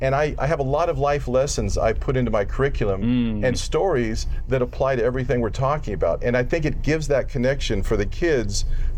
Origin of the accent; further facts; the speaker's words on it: Glendale, California, United States; up in Glendale.